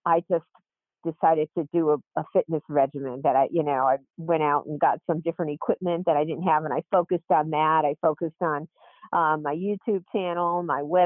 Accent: Scranton, Pennsylvania, United States; moved away; also born or lived in Wilmington, Delaware; I loved growing up in Scranton

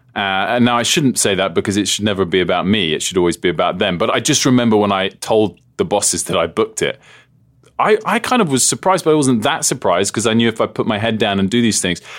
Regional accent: United Kingdom; moved away as an adult; also born or lived in United States; I'm a Brit

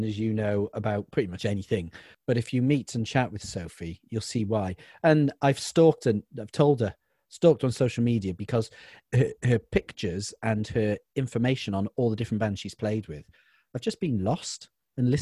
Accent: Welsh, Wales, United Kingdom; the Welsh one

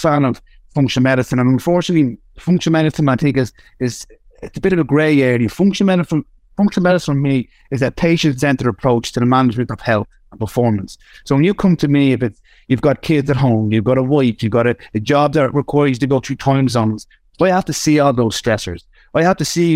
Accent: Ireland; I'm still Irish. So if the guys can't understand me on Spotify, you can slow me down. You can't un-Irish me

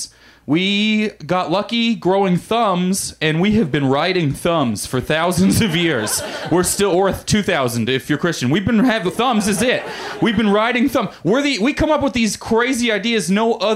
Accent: Missouri, United States; moved away as an adult; now in Los Angeles, United States; I grew up in Missouri.

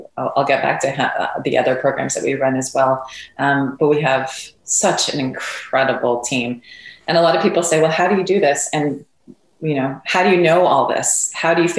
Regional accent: Montreal, Quebec, Canada; I'm from Montreal, Canada.

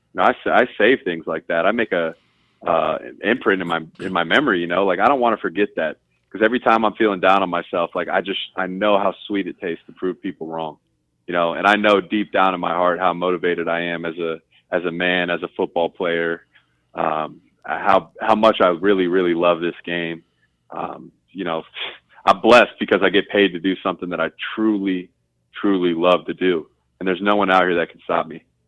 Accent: Columbus, Ohio, United States; I'm a kid from Columbus, Ohio

